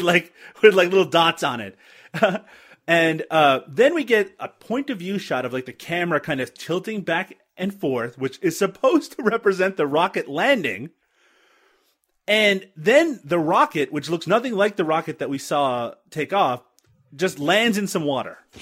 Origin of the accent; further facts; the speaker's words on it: Canada; I'm Canadian.